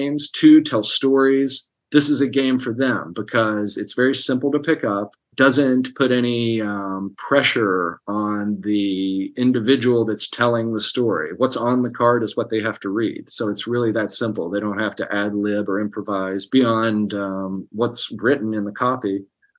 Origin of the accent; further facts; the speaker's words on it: Hurricane, West Virginia, United States; moved away as an adult; now in Los Angeles, United States; I'm from Hurricane and grew up in Putnam County